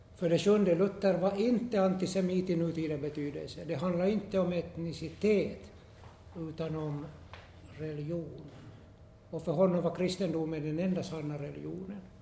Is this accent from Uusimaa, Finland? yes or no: no; Esse, Ostrobothnia, Finland; jag är från, hemma från Esse